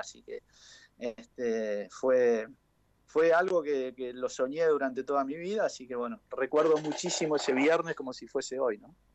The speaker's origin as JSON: {"language": "Spanish", "region": "Chaco", "country": "Argentina", "also_born_or_lived": "Buenos Aires", "moved": "as an adult", "lives_now": "Pilar, Argentina", "said": "Todos saben que soy chaqueño."}